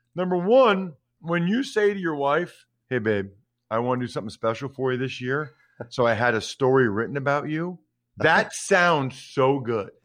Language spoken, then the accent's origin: English; Pennsylvania, United States; Chad's from my hometown, um, why I'm missing Pennsylvania